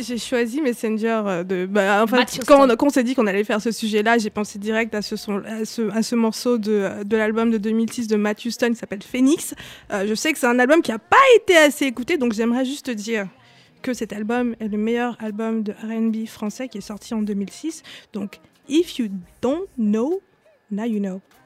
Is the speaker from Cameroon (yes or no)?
yes; Cameroon; moved away; j'ai grandi au Cameroun